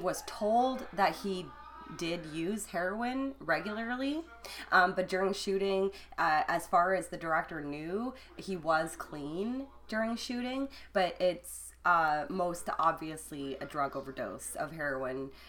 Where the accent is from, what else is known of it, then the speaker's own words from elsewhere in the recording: Alberta, Canada; I grew up in Alberta.